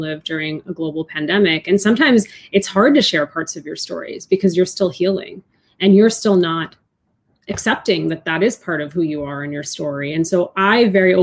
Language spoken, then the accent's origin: English; outside of Boston, Massachusetts, United States; born or raised there